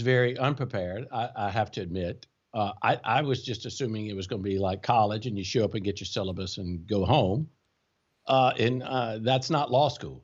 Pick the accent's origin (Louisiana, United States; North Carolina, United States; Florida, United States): Louisiana, United States; Baker; moved away as an adult; also born or lived in Baton Rouge, Louisiana / Shreveport, Louisiana / New Orleans, Louisiana; now in Lafayette, United States; I was born on the, in Baton Rouge, uh, and grew up in a small town just north of Baton Rouge called Baker